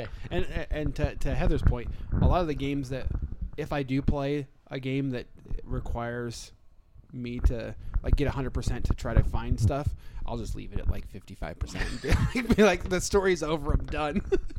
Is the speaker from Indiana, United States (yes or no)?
yes; Wabash, Indiana, United States; I'm from Wabash.